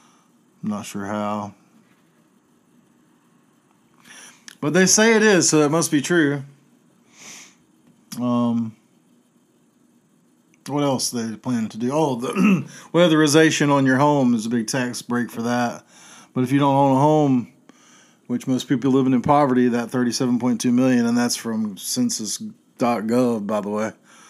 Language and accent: English; Chapel Hill, North Carolina, United States; I grew up in Chapel Hill when I was growing up there